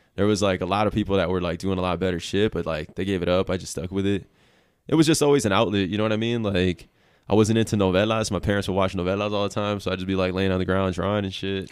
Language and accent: English; Milwaukee, Wisconsin, United States; moved away as an adult; now in Reno, United States; I was, like, born and raised in Milwaukee, Wisconsin